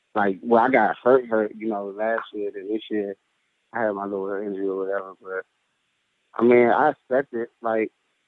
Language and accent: English; DMV area, United States; moved away; I'm from the DMV area, so I grew up a Redskins fan